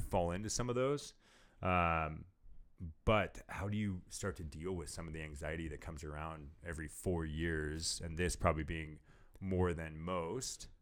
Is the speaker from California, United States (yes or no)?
yes; California, United States; moved away; I'm from California